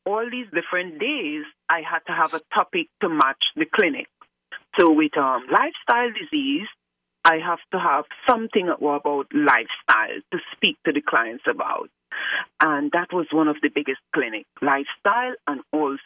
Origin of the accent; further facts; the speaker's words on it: Trinidad & Tobago; now in Chicago, United States; I am from the beautiful twin island of Trinidad and Tobago, but right now I am located in Chicago, USA